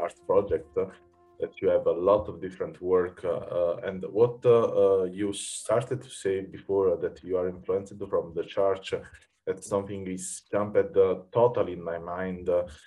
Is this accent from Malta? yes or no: no; Sant'Anastasia, Campania, Italy; English is a second language; now in Berlin, Germany; I come from Santa Anastasia